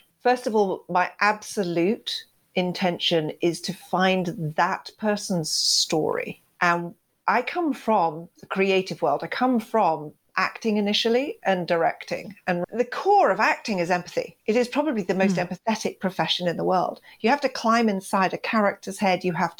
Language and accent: English; Kenya; I was sent to boarding school. I come from Kenya, East Africa.